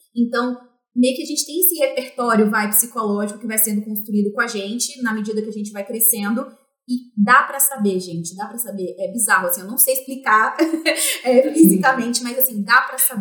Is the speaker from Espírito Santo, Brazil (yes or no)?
yes; Vitória, Espírito Santo, Brazil; now in São Paulo, Brazil; eu sou originalmente de Vitória, Espírito Santo, apesar de morar em São Paulo hoje. É, então, eu sou capixaba, é, da gema mesmo